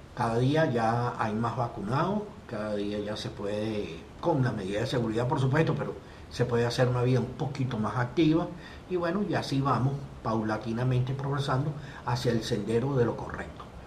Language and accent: Spanish; Venezuela; Nosotros como venezolanos hemos tenido toda una serie de problemas directos e indirectos